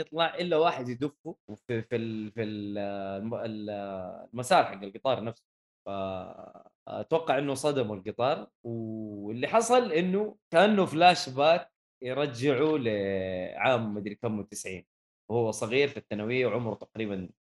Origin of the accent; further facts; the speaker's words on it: Saudi Arabia; احنا كسعوديه